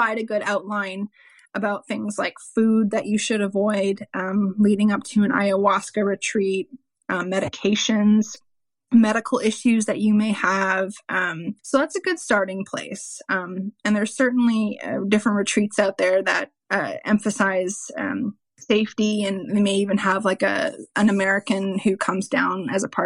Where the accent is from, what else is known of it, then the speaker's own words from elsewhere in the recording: Ontario, Canada; also born or lived in South Central Texas; now in Texas, United States; I am in South Central Texas, but I am from Ontario, Canada